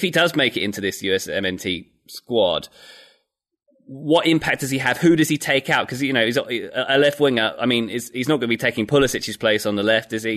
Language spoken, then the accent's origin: English; United Kingdom; now in United States; I'm British